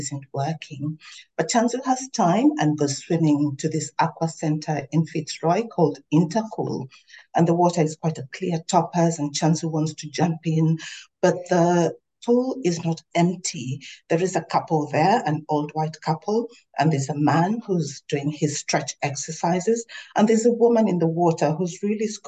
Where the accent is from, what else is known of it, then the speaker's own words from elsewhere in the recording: Tanzania; now in Melbourne, Australia; I am a daughter of the Wajita people of Tanzania